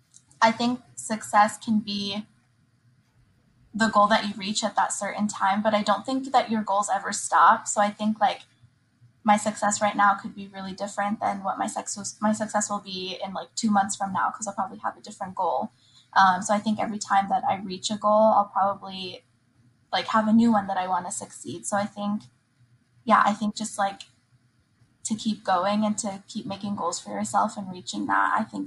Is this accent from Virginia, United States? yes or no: yes; Virginia, United States; I am from Virginia, but I'm originally Palestinian.